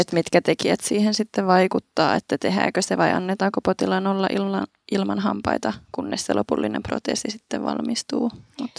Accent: Kouvola, Kymenlaakso, Finland; moved away as an adult; now in Helsinki, Finland; mä oon itse Kouvolasta kotoisin

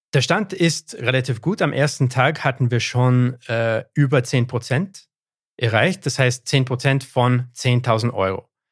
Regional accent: Canada; first language English; German is a second language; meine Muttersprache ist Englisch. Ja. Bin ich deswegen Engländer? Nein, ich bin Anglo-Kanadier

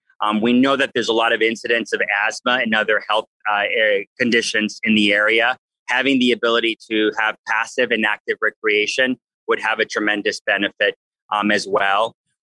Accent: Los Angeles, California, United States; I'm from Los Angeles. I'm an Angeleno at heart, born and raised

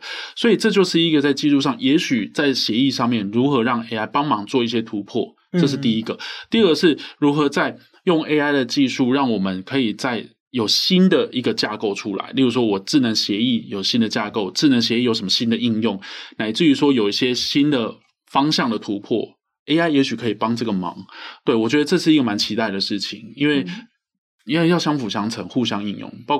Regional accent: Taiwan; 那我们是台湾人嘛？

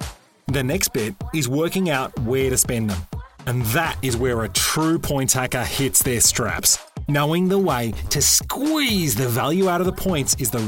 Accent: Australia; Now, I'm an Aussie, and Chris is also an Aussie, so we talk about Aussie supermarkets, Coles and Woolworths, and Aussie airlines, Qantas and Virgin Australia

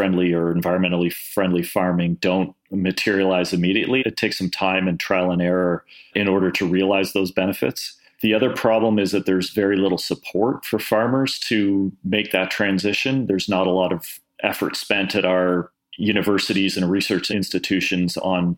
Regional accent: Toronto, Ontario, Canada; I was born in Toronto. I grew up in suburban Toronto

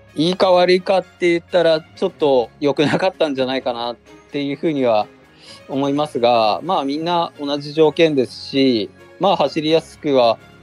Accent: Murakami, Niigata, Japan; 地元にある高田自衛隊っていうところに普通の部隊に入りました

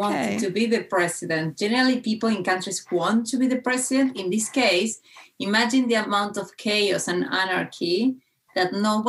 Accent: Argentina; moved away; That's why I left Argentina, actually.

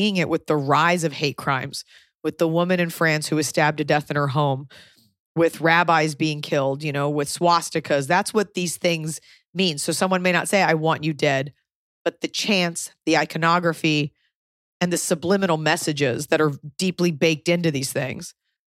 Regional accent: United States; more than anything, I'm an American

